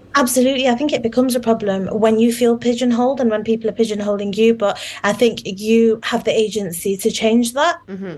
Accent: United Kingdom; a British Muslim Bengali woman who's grown girl who's grown up in in the UK

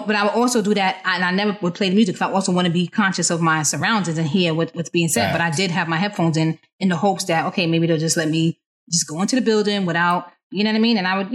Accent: New York City, New York, United States; I'm from the Bronx

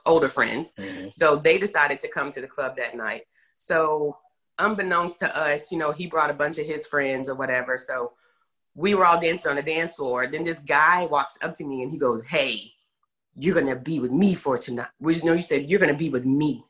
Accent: Terrell, Texas, United States; also born or lived in Garland, Texas; I was born in Terrell, Texas, you know, home of Jamie Foxx, and uh, was there until middle school. Then my parents transitioned, and we moved up in the Dallas metro area um, into Garland

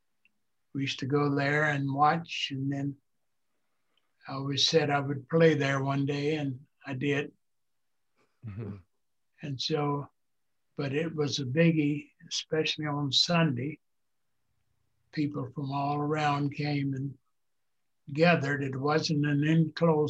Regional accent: St. Louis, Missouri, United States; also born or lived in Little Rock, Arkansas; I was born in Little Rock, but I came to St. Louis when I was about a year old.

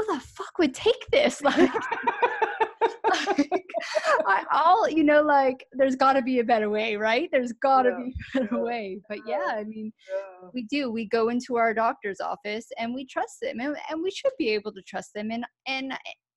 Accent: United States; moved away as an adult; also born or lived in United Kingdom; I'm originally from America, but I lived over in the UK for 14 years

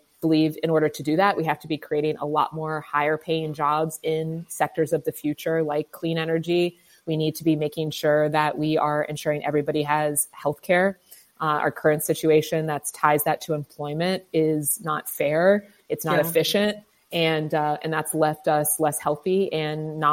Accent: Columbus, Ohio, United States; I was born here in Columbus, Ohio, given up for adoption.

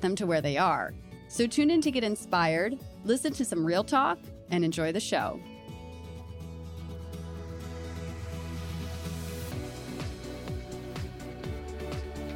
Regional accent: Delaware, United States; I'm from Delaware

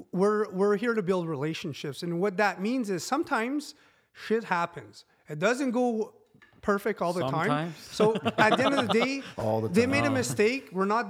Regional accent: Timmins, Ontario, Canada; I'm French from Timmins, Ontario, I can't speak French, can't speak English.

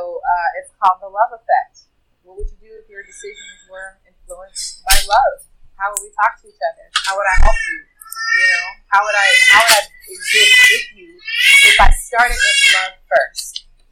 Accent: Jackson, Mississippi, United States; moved away; my hometown, Jackson, Mississippi

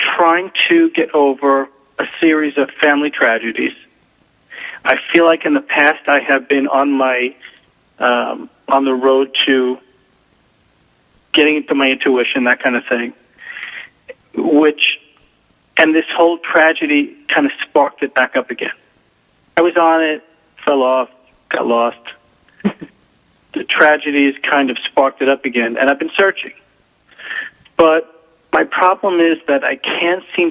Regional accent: New York City, New York, United States; I'm from Staten Island, New York

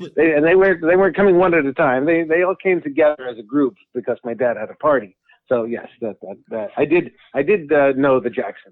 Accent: Los Angeles, California, United States; also born or lived in Brooklyn, New York; I grew up, I was born in Brooklyn and moved to Los Angeles just like the Dodgers did.

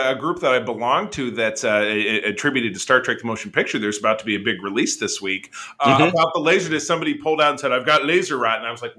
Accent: Detroit, Michigan, United States; Detroit, my hometown

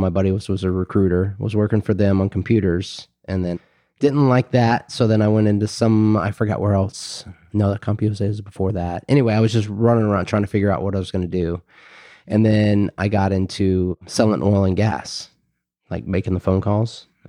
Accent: Tyler, Texas, United States; born there; So we were actually talking about this a little earlier. I was actually born in Tyler, Texas.

